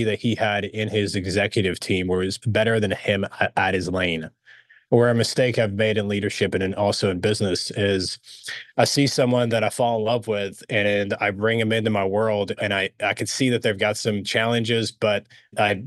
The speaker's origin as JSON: {"language": "English", "town": "Dallas", "region": "Texas", "country": "United States", "tie": "born or raised there", "also_born_or_lived": "Alexandria, Egypt", "said": "when they relocated us to the States, we relocated to Dallas, who's part of the big oil boom. And just grew up here in Dallas, Fort Worth"}